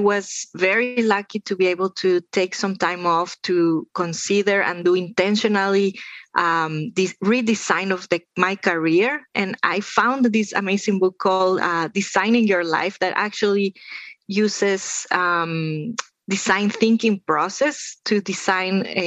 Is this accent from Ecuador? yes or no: yes; Andes, Ecuador; moved away; the Andes, where I am from. I am from Ecuador